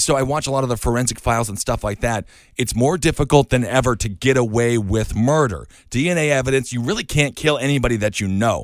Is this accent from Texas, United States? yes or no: no; Wisconsin, United States; now in New York, United States; growing up in Wisconsin